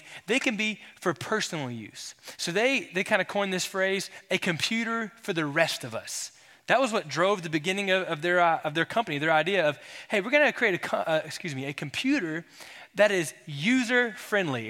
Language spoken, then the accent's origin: English; Florida, United States; now in Texas, United States; I'm from Florida, nothing wrong. I grew up in Florida, Texan now